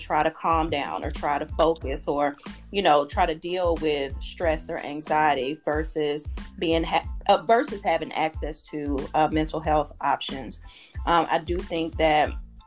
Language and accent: English; Kosciusko, Mississippi, United States; moved away as an adult; now in Atlanta, United States; I'm originally from Mississippi, Kosciuszko, Mississippi